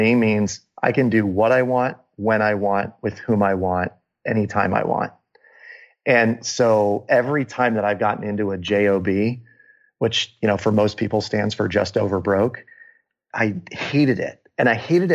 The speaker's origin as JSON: {"language": "English", "town": "Des Moines", "region": "Iowa", "country": "United States", "tie": "born or raised there", "said": "my hometown in Des Moines, Iowa"}